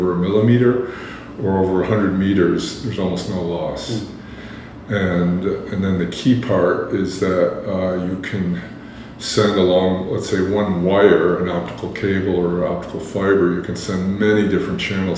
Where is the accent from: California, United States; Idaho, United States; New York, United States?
New York, United States; Buffalo; I grew up in Buffalo, New York